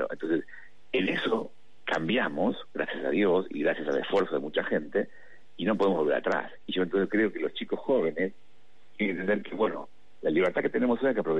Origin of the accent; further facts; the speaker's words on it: Argentina; somos ciudadanos argentinos